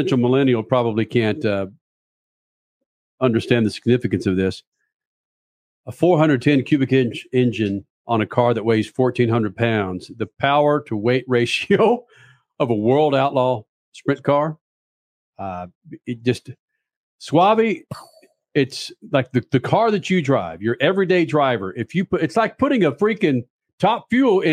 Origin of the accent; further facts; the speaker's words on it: Dallas, Texas, United States; also born or lived in Carrollton, Texas; I was raised in Dallas, Texas